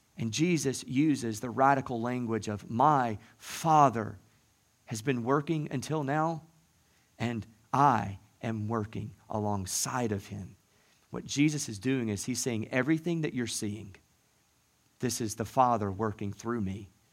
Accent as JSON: {"language": "English", "region": "the South", "country": "United States", "tie": "born or raised there", "moved": "yes", "said": "growing up in the South"}